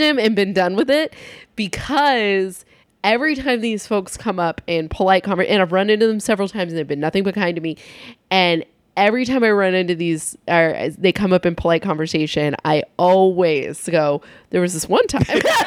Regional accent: San Luis Obispo County, California, United States; I'm from San Luis Obispo County

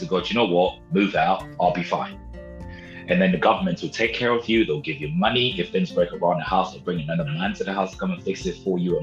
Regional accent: Ghana; I was born in Ghana, in West Africa

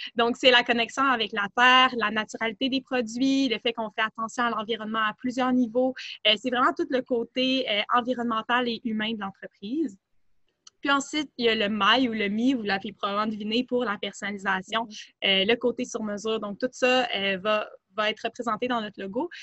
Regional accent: Montreal, Quebec, Canada; je suis plutôt originaire de Montréal

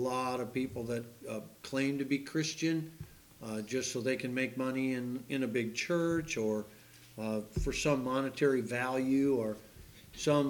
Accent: United States; I'm an American

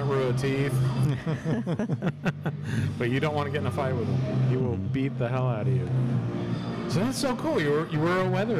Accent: Plano, Texas, United States; I'm from Plano, too.

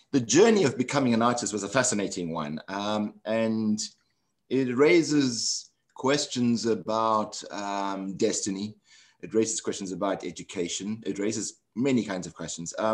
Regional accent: South Africa; moved away as an adult; also born or lived in London / New York; I grew up in South Africa during apartheid um, and lived there all my life until um, 1980, 1989, in which case I was sent into involuntary exile um, because of my political activities in the struggle against apartheid and went to London

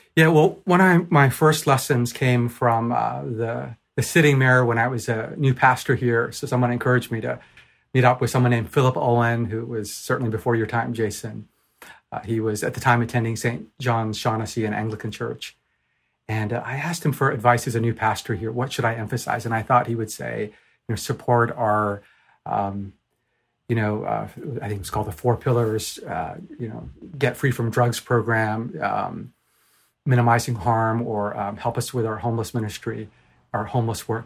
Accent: Japan; moved away; also born or lived in Vancouver; I'm from Japan originally

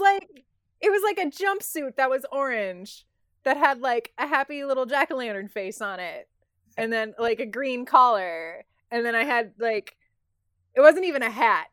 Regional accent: United States; as an American

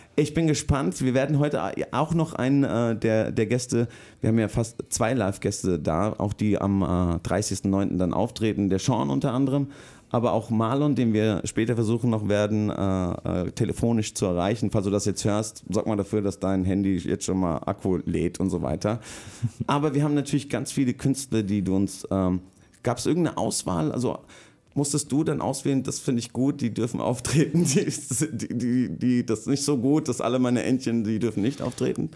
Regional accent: Rüsselsheim, Hesse, Germany; wo ich groß geworden bin, äh, ist der Ruf Rüsselsheims nicht so cool

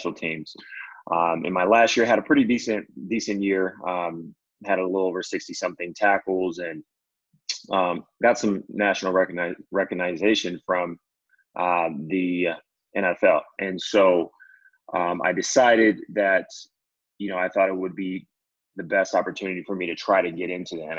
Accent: Diamond Bar, California, United States; I'm a native from California. Grew up in Diamond Bar, which is about 45 minutes outside

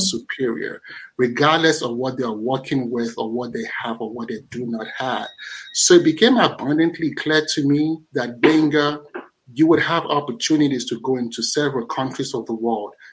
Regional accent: Nigeria; I'm Nigerian

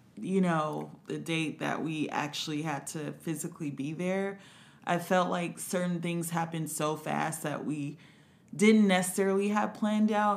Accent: Compton, California, United States; I'm from Compton, California.

